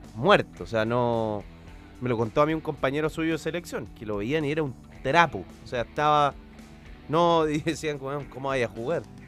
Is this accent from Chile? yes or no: yes; Chile; soy de Chile